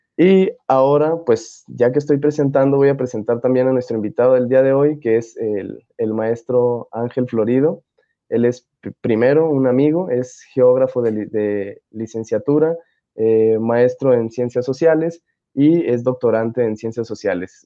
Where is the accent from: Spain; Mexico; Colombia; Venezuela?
Mexico; cuando uno la ve como mexicano